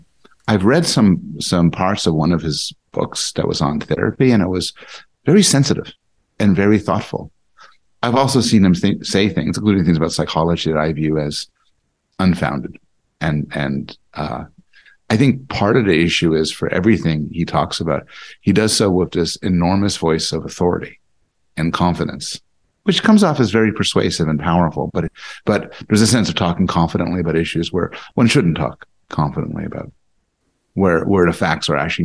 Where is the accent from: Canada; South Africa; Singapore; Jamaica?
Canada; Montreal, Quebec; also born or lived in Boston, United States / United States; I was born in Montreal, born and raised in Canada, now back to Canada. But my mother was American, and I spent sort of half my existence in Boston.